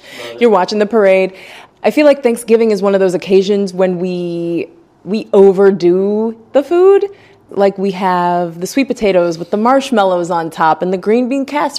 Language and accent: English; Ohio, United States; now in Florida, United States; I'm from Ohio.